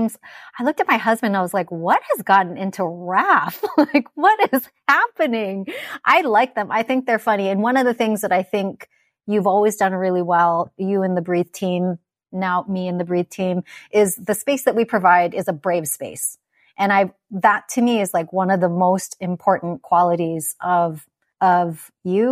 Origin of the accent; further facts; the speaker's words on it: Kauai, Hawaii, United States; I grew up on Kauai where like we had nothing